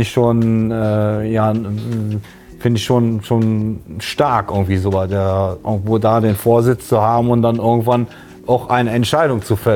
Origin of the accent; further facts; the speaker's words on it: Cologne, North Rhine-Westphalia, Germany; Und äh, ich finde das so, so, so, so als Kölner, ne?